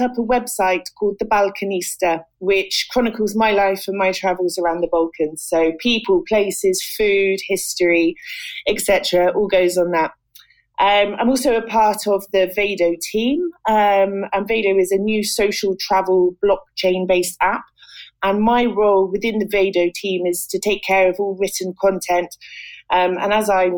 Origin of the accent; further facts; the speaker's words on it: England, United Kingdom; accent: British; moved away as an adult; also born or lived in Malta / Cyprus; now in Tirana, Albania; I'm British, as you can probably tell from the accent. And I'm what's known as a digital nomad. I'm an author, a writer, and a journalist. I was born in England